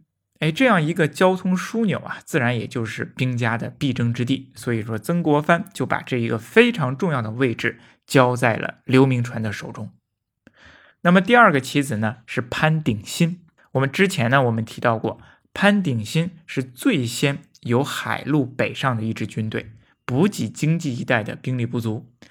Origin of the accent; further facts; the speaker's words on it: Daming, Hebei, China; 大冥府呢，是我的家乡